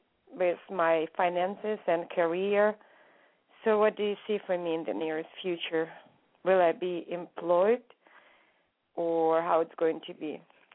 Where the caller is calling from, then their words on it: California, United States; It's California.